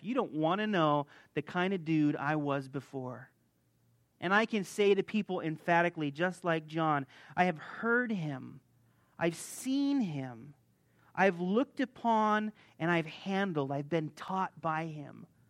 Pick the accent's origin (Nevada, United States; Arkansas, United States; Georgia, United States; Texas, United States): Nevada, United States; Las Vegas; moved away as an adult; also born or lived in Hungary / Croatia; I'm originally from Las Vegas. I was born here.